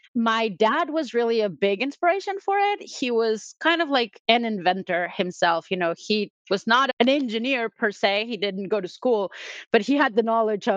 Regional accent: Mexico; first language Spanish; English is a second language; moved away as an adult; also born or lived in United States; now in New York, United States; So I'm originally from Mexico. So I started for mechatronics engineering in Mexico, and then I moved to the US.

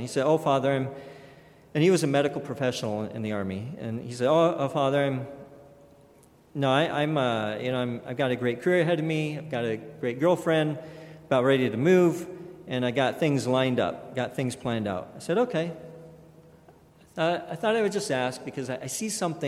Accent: Kellogg, Idaho, United States; growing up in St. Rita's Catholic Church in Kellogg, Idaho, a very, very small town

